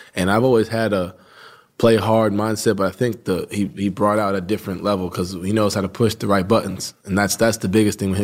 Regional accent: New York, United States; I grew up right outside New York City.

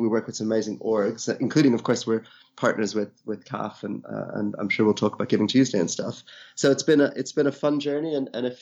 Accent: Ireland; moved away as an adult; also born or lived in India; now in United Kingdom; originally from India, I grew up in Ireland, been living in the UK now for almost 20 years

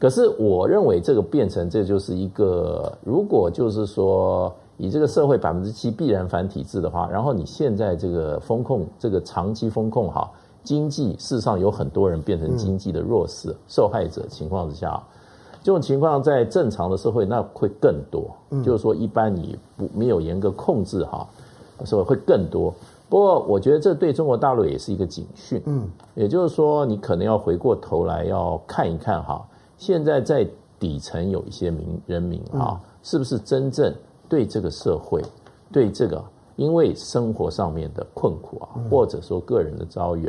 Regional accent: Taiwan; 那我们在台湾长大，

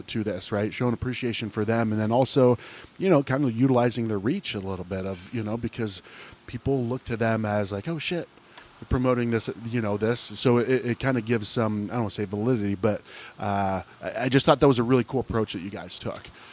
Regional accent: Ohio, United States; moved away; I grew up in Ohio

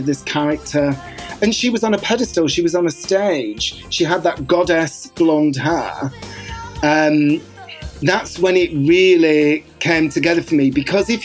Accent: Bolton, North West England, United Kingdom; when I was growing up in Bolton

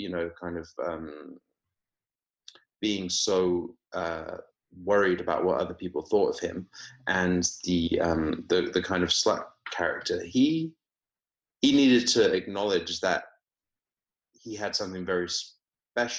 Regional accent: Weymouth, South West England, United Kingdom; moved away as an adult; also born or lived in Oxford; now in Los Angeles, United States; I grew up in Weymouth in Dorset. Went to school locally down there, school and college

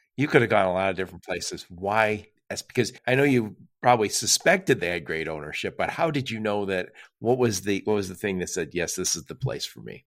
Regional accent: Dearborn, Michigan, United States; I'm in the Detroit metro area, and I grew up, I grew up in Dearborn, Michigan

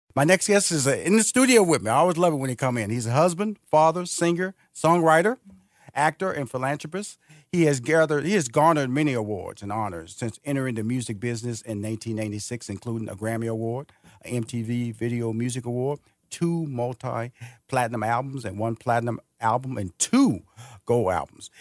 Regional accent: Houston, Texas, United States; moved away as an adult; now in Atlanta, United States; I'm from Houston, Texas. I'm originally from there.

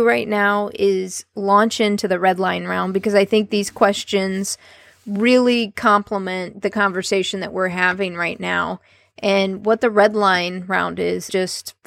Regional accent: Columbus, Ohio, United States; born or raised there

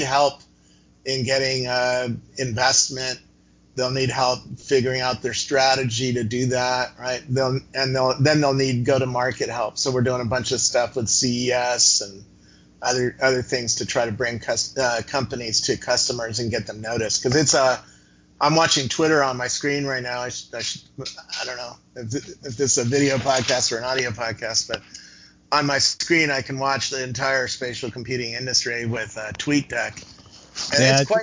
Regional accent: Cupertino, California, United States; also born or lived in Half Moon Bay / Campbell; I grew up in Cupertino and where a little company called Apple started up.

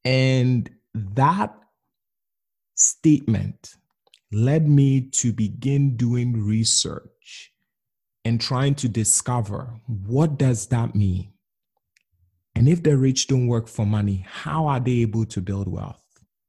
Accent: Ghana; I grew up in Ghana, West Africa.

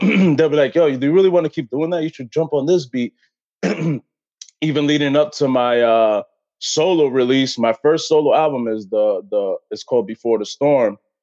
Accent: Brentwood, New York, United States; I'm from Brentwood, New York

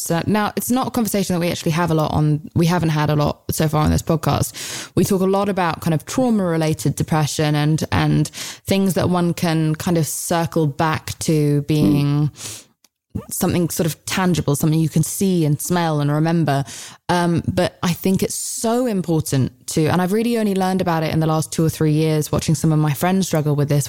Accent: United Kingdom; I'm British.

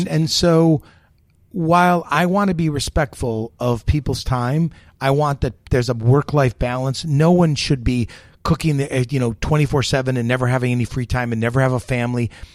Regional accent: United States; I'm the American

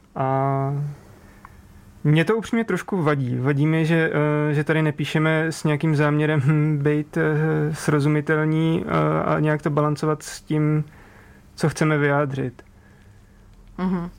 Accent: Přerov, Olomouc Region, Czechia; jsem z Přerova

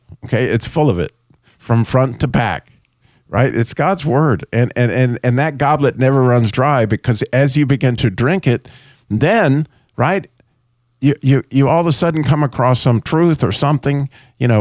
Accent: New Mexico, United States; I grew up in New Mexico

